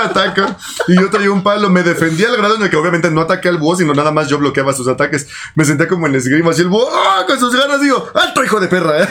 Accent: Mexico; soy mexicano

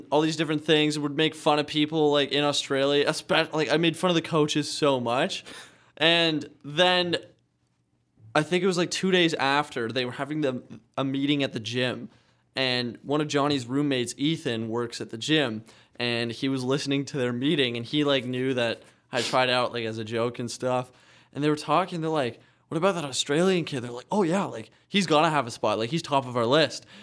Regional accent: Canada; I'm actually Canadian

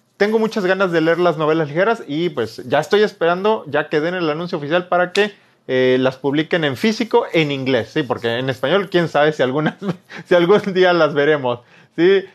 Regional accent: Veracruz, Mexico; Soy jarocho.

